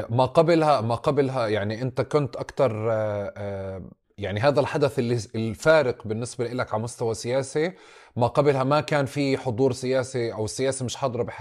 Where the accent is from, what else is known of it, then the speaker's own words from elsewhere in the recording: Palestine; احنا كلنا فلسطينيه طول عمرنا فلسطينيه